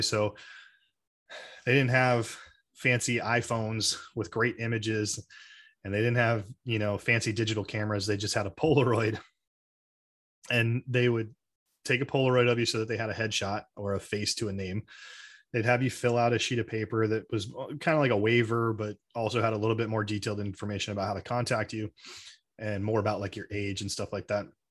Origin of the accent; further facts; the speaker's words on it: Arizona, United States; I grew up in Arizona, so I'm, I'm outside Phoenix at my dad's house.